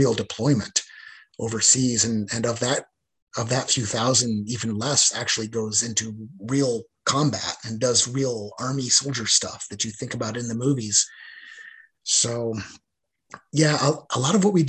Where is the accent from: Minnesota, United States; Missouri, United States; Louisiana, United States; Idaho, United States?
Idaho, United States; Boise; moved away as an adult; my hometown of Boise, Idaho, there just wasn't a lot of opportunity